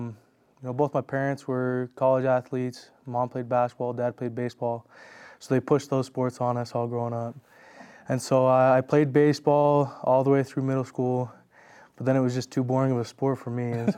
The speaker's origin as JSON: {"language": "English", "town": "Spokane", "region": "Washington", "country": "United States", "tie": "born or raised there", "said": "So I've lived there my whole life, born and raised in Spokane."}